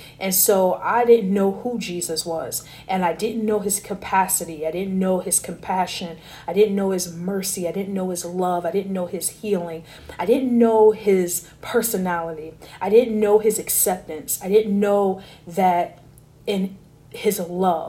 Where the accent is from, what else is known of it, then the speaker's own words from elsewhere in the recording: Newark, New Jersey, United States; moved away; also born or lived in Vermont; I was born in Newark, raised in Jersey, half my childhood